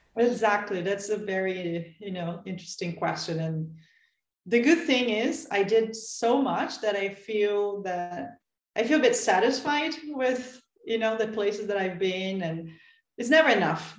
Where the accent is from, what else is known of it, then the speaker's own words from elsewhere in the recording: São Paulo, Brazil; I'm from Sao Paulo